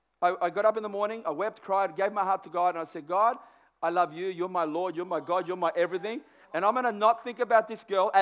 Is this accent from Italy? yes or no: no; Australia; I know a guy that I grew up with in Burwood area